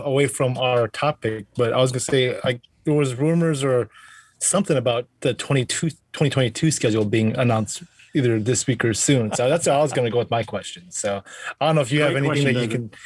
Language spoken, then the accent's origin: English; Milwaukee, Wisconsin, United States; I'm from the Milwaukee area